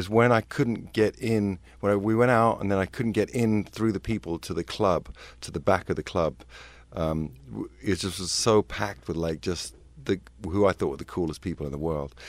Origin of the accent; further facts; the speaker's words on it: London, United Kingdom; excuse me, I'm from London, so I hadn't really heard of K-Rock.